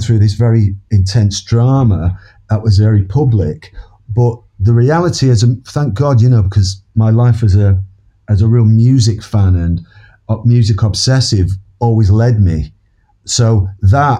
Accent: Manchester, North West England, United Kingdom; that exploded right in my hometown

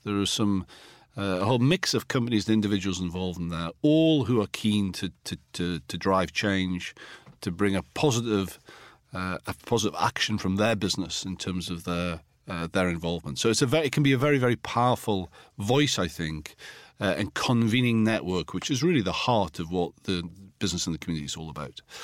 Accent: Alnwick, North East England, United Kingdom; in my hometown in Anik in Northumberland

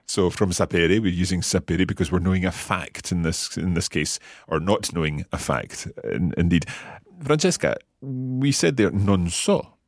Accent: Scotland, United Kingdom; being Scottish

